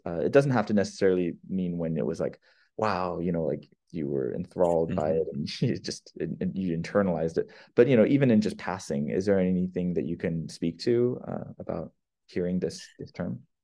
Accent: California, United States; moved away as an adult; also born or lived in Brazil; I'm from California

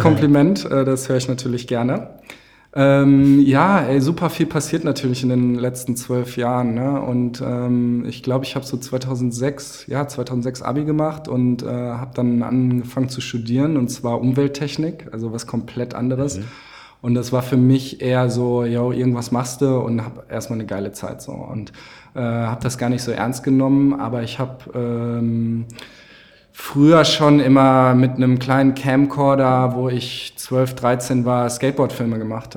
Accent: Winterberg, North Rhine-Westphalia, Germany; ich komme aus dem Sauerland, aus Winterberg

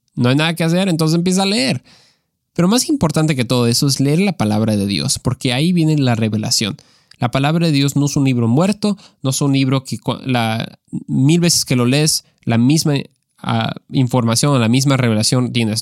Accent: Mexico; creciendo en México

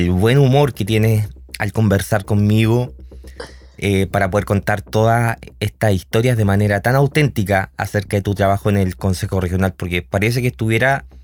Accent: O'Higgins, Chile; somos todos chilenos, todos colchagüinos

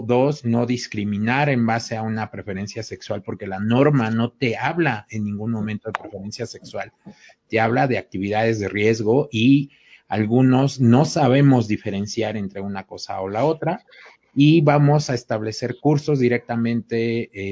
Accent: Mexico; como buenos mexicanos

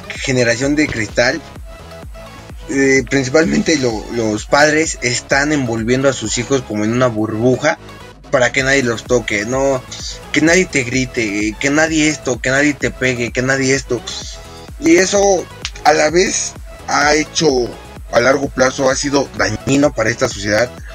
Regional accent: Mexico

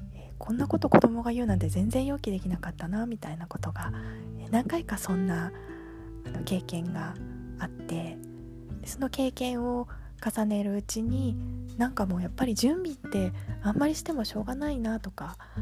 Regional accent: Tokyo, Japan; now in Yokohama, Japan; 東京で生まれて 3姉妹の次女で育ちました

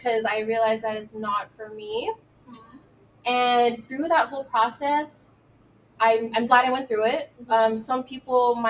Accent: Union City, California, United States; moved away as an adult; now in Sacramento, United States; So I grew up in the Bay Area, Union City up until I was 18. Mm-hmm. Then I moved out here to Sac to go to college.

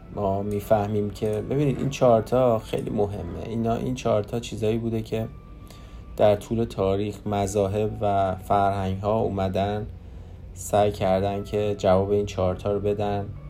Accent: Iran; moved away as an adult; now in Canada; من خودم رو ترکیبی نمیدونم چون من تو ایران بزرگ شدم

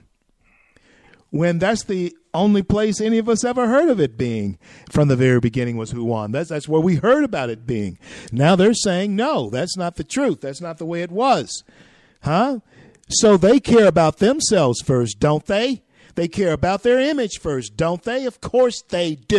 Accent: Louisiana, United States; now in Colorado, United States; in my home state of Louisiana, even though I'm here in Colorado now

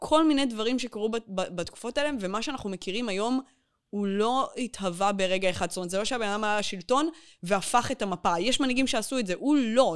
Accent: suburb of Beersheba, Southern District, Israel; אני גדלתי בפרוור שליד, הפרוור של העיר שעוד לא נבנתה

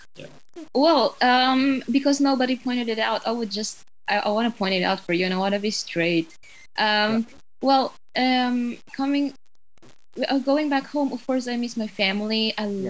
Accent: Philippines; also born or lived in Norway / Denmark; now in Poland; I'm from Philippines

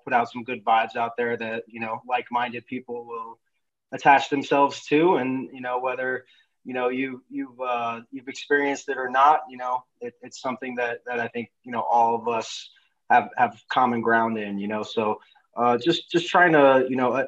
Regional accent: New York City, New York, United States; moved away as an adult; now in California, United States; I grew up in New York City, in the Bronx, New York

